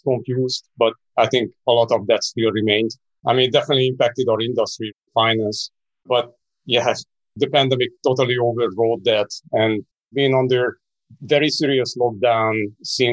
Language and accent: English; Hungary; now in London, United Kingdom; I was born in Hungary. That was part of the Eastern Bloc when I was born. 1979, if you believe that. That was a long time ago. And I actually spent my first 10 years under communism